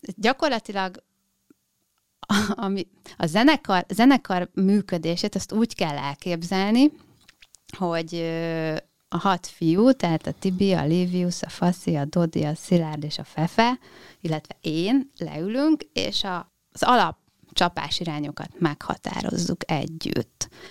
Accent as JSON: {"language": "Hungarian", "town": "Dunaföldvár", "region": "Tolna", "country": "Hungary", "tie": "born or raised there", "said": "a Janival én együtt nőttem föl Dunaföldváron"}